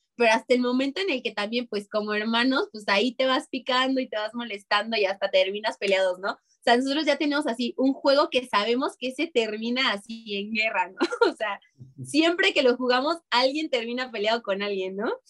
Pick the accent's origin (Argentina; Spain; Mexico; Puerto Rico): Mexico; Orizaba, Veracruz; yo soy de Orizaba, Veracruz, ¿no? Entonces, pues mi infancia fue en Orizaba